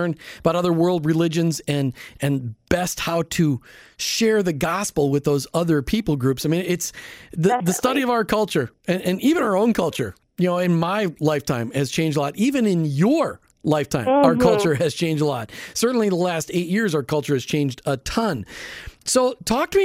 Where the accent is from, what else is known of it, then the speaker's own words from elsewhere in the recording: Minneapolis, Minnesota, United States; moved away; I grew up in Minneapolis